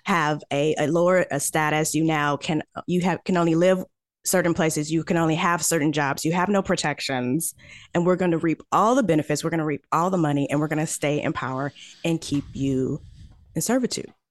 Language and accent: English; St. Louis, Missouri, United States; I am from Saint Louis, Missouri.